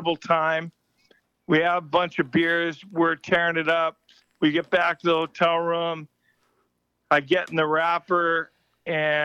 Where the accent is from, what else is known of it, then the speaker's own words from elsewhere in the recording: Nipawin, Saskatchewan, Canada; now in United States; That is my hometown